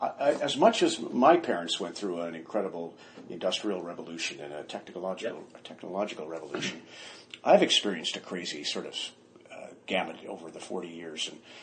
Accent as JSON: {"language": "English", "country": "Canada", "tie": "born or raised there", "also_born_or_lived": "Zweibrücken, Germany / Metz, France", "said": "We were Air Force, so we moved all over Canada. I was born in Zweibrücken, Germany, lived in Metz, France"}